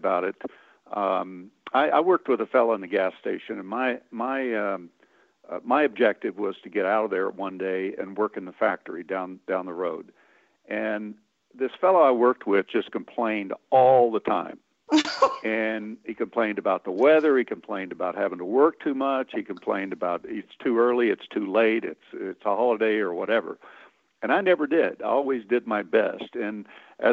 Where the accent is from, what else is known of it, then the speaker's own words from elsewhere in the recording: Midwest, United States; I grew up picking cotton in the Midwest